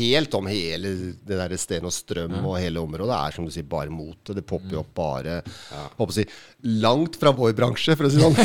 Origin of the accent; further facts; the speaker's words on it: Oslo, Norway; jeg er fra Oslo